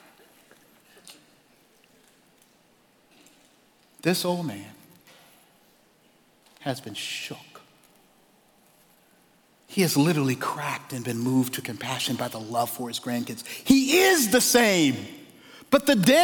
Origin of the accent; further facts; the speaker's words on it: Charleston, South Carolina, United States; I grew up in Charleston, South Carolina